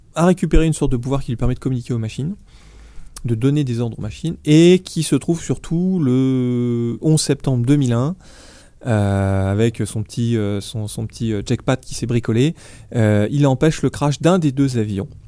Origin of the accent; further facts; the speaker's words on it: France; chez nous, chez nous en France